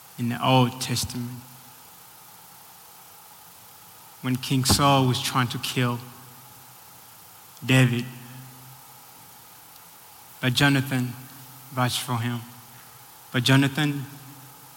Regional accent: Tanzania; also born or lived in Burundi; now in United States; I'm from Burundi. It's in East Africa. Raised in Tanzania.

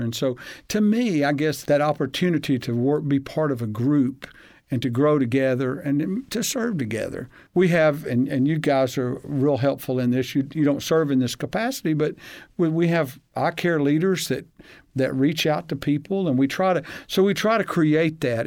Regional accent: Huntsville, Alabama, United States; I grew up in Hansville, Alabama

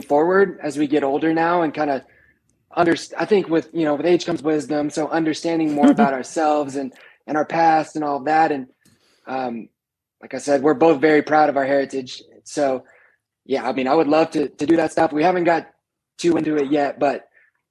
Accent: Oklahoma, United States; I'm from Oklahoma

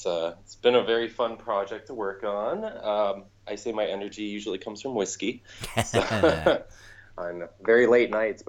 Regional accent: Ohio, United States; moved away as an adult; also born or lived in Cleveland, Ohio; now in Chicago, United States; I've been in Chicago for about 10 years now, but I am originally from a very small town in Ohio. I refer to it as Buttfuck Ohio

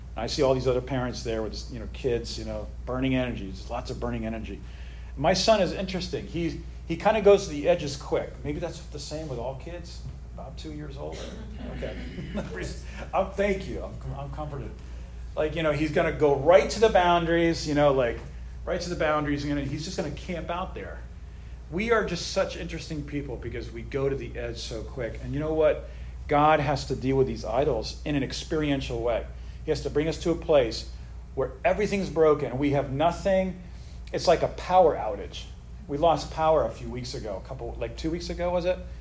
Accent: United States; I'm an American patriot. I love the United States.

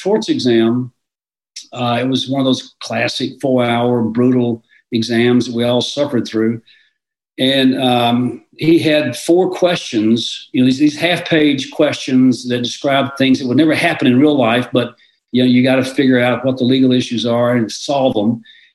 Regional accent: suburb of Memphis, in Mississippi, United States; I was living in a suburb of Memphis. That's where I grew up, in Mississippi, just across the state line

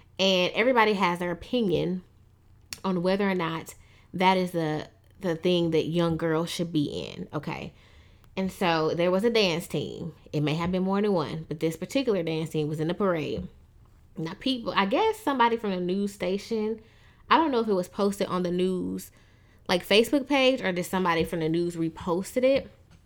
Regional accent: Tuscaloosa, Alabama, United States; moved away; also born or lived in Michigan; I was born in Michigan, but I grew up after, you know, I left there in Tuscaloosa, Alabama

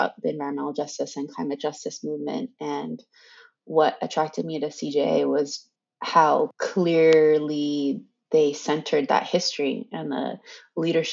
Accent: Southern California, United States; also born or lived in Arizona; growing up in Irvine and in Hacienda Heights, like I was really lucky that my parents decided to stay there or come back to Southern California

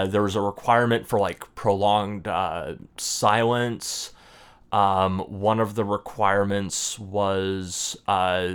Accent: Spokane, Washington, United States; moved away as an adult; I was born in Spokane.

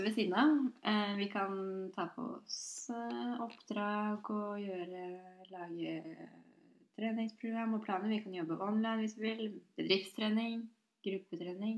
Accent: Drammen, Buskerud, Norway; accent: Drammen dialect; moved away as an adult; also born or lived in Oslo; Jeg er jo fra Konnerud

